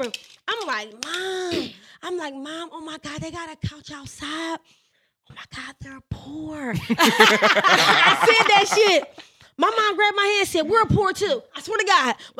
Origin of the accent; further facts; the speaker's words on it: Philadelphia, Pennsylvania, United States; I'm from West Philly. We from North. Okay, so and I went to Overbrook High School